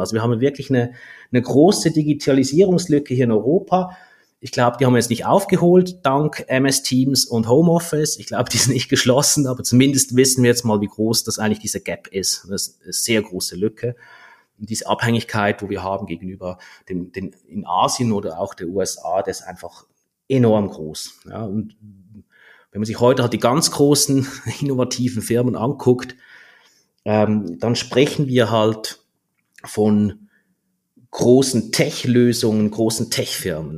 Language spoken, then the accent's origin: German; Switzerland; als Schweizer